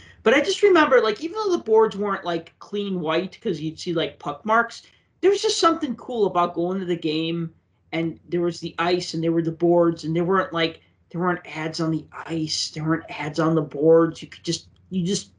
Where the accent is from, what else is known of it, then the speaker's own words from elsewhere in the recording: Chicago, Illinois, United States; growing up in Chicago as a Blackhawks fan